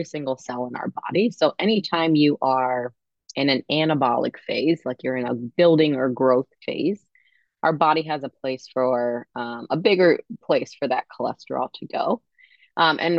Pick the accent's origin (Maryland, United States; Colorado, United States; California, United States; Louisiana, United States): Maryland, United States; I'm from Maryland, and I do see have patients in Maryland as well